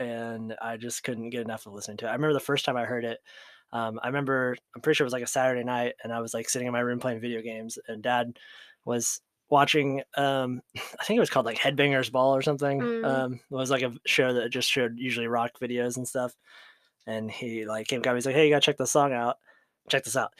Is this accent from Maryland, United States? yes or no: no; Ohio, United States; we're from Ohio.